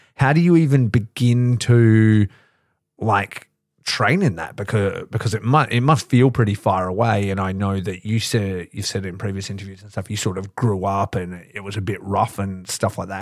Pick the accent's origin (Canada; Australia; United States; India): Australia; growing up in Australia